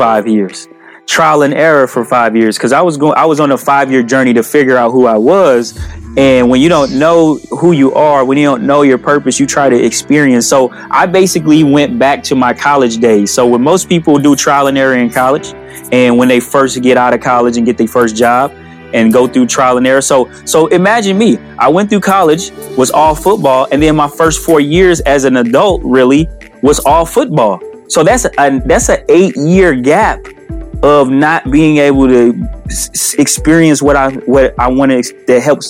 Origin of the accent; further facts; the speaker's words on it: St. Louis, Missouri, United States; moved away as an adult; now in Madison, United States; when I was in St. Louis, I'm from St. Louis, when I was living in St. Louis after I first left the NFL